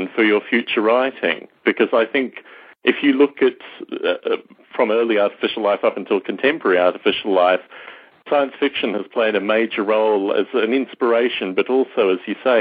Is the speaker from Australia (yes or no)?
yes; Australia; growing up in Australia